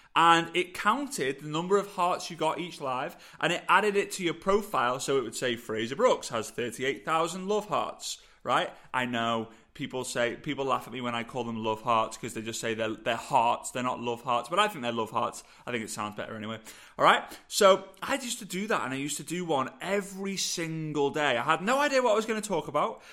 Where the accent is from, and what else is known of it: England, United Kingdom